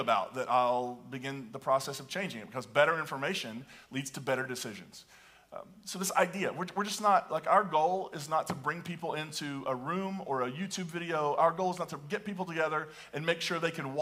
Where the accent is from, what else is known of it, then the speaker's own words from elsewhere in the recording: the Appalachians, United States; I can remember growing up and hearing about the Church of Christ denomination, which is where I grew up in the Appalachians